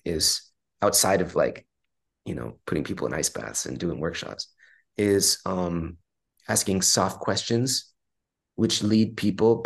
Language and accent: English; Long Beach, California, United States; I was born and raised in Long Beach, California